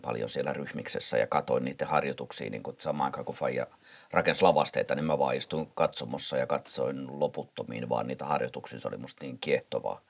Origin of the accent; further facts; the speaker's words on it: Helsinki, Uusimaa, Finland; Pitäjänmäen lapsia, mistä mä oon kotoisin